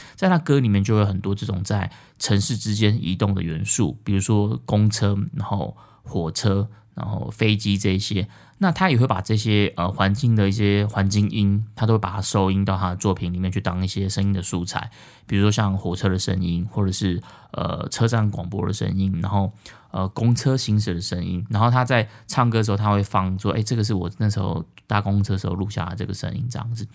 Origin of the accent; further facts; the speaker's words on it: southern Taiwan, Taiwan; now in Taipei, Taiwan; 因为我是南部人